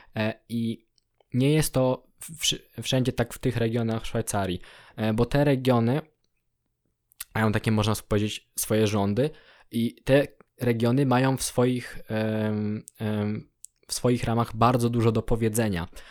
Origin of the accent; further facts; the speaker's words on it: Poland; now in Germany; jestem z Polski